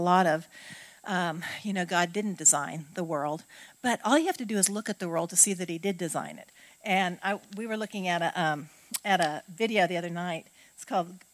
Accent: Oregon, United States; now in Southern United States; I grew up on the West Coast

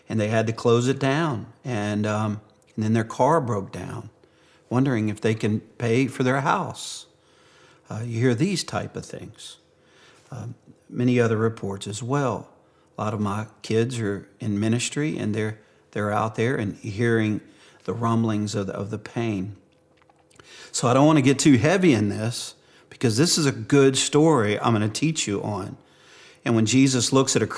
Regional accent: Cajun, Louisiana, United States; being a Cajun

